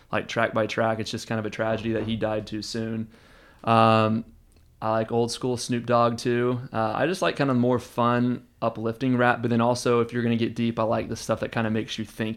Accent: Houston, Texas, United States; now in Austin, United States; I was born and raised in Houston

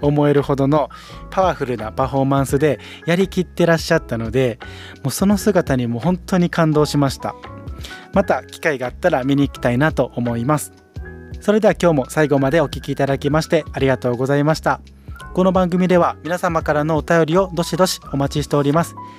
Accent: Osaka, Japan; 大阪生まれ、大阪育ちの、生粋の大阪人ではあるんですが

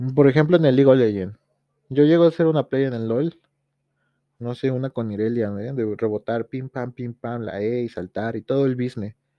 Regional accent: Tepoztlán, Morelos, Mexico; saludos desde este pinche pueblo llamado Tepoztlán

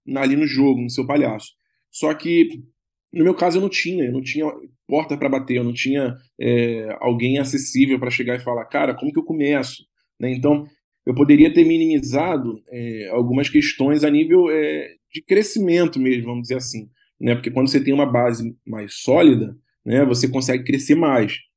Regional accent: Rio de Janeiro, Brazil; eu sou do Rio

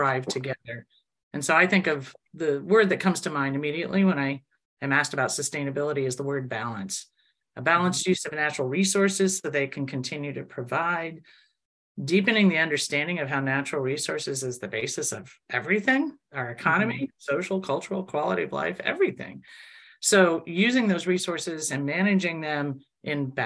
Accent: Indiana, United States; also born or lived in Chicago, Illinois; now in Michigan, United States; I grew up in Indiana and then lived in Chicago for 20 years. And now I've been over 20 years in Michigan.

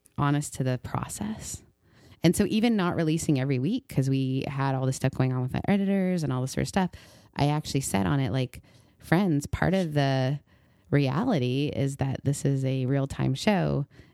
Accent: Canada; moved away; also born or lived in Mississippi; growing up in Canada

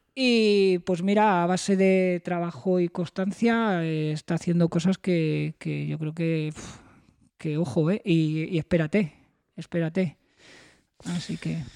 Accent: Spain; somos los españoles

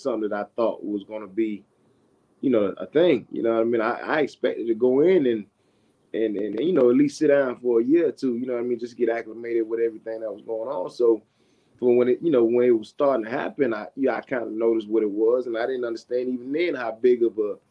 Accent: Miami, Florida, United States; moved away; I was born in the area, and I was born in Miami. Majority of my family is in Miami

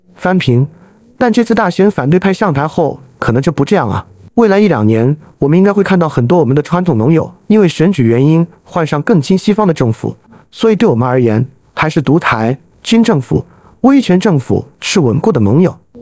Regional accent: China; 作为一个中国人

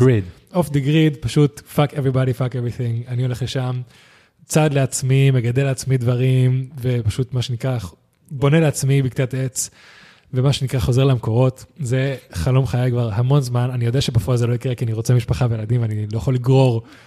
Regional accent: Spain; also born or lived in United States; now in Israel; אני מספרד

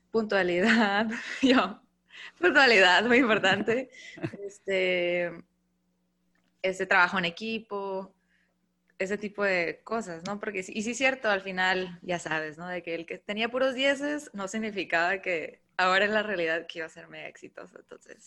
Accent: Mexicali, Baja California, Mexico; moved away as an adult; now in Tijuana, Mexico; yo soy de Mexicali, pero vivo en Tijuana ya hace cinco años. Me vine y pues allá hice todo

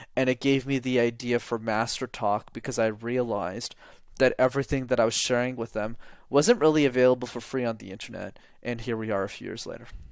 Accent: Montreal, Quebec, Canada; I grew up in Montreal

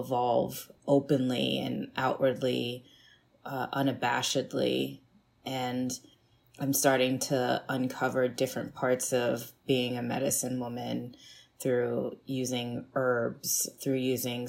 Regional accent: Annapolis, Maryland, United States; also born or lived in Kaduna, Nigeria / Miami, Florida; I grew up in Maryland, Annapolis, Maryland specifically

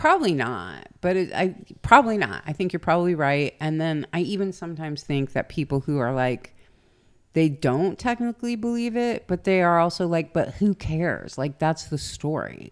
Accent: the South, United States; accent: southern; my southern accent

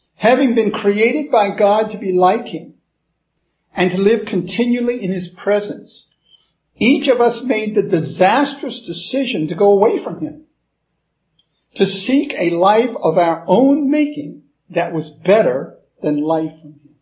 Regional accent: United States; accent: American; I'm an American.

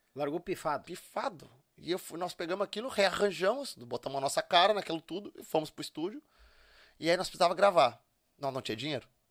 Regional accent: Charqueadas, Rio Grande do Sul, Brazil; also born or lived in Porto Alegre; eu nasci em Porto Alegre e, e, terminei de me criar lá em Charqueadas, que é onde a família toda mora

